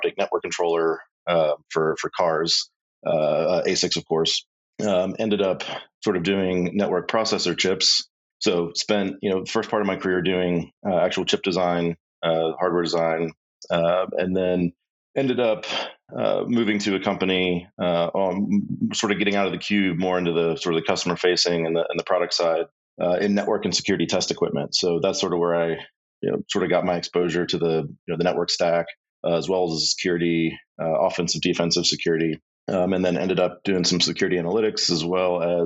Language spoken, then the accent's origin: English; Texas, United States; also born or lived in Austin; I grew up in Texas, born here, so Texas boy all the way through